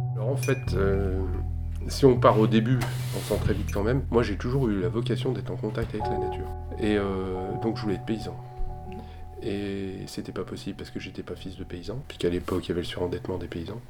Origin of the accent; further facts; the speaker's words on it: Haute-Savoie, Auvergne-Rhône-Alpes, France; moved away as an adult; also born or lived in Annecy / Massif des Bauges; j'ai grandi en Haute-Savoie. Euh, Annecy au début, puis après on, a habité dans le massif des Bauges